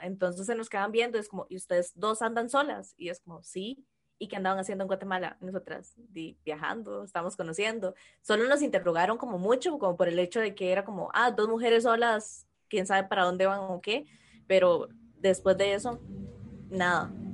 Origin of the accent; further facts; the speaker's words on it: Costa Rica; accent: Costa Rican R; en modo normal yo arrastro la R como cualquier tico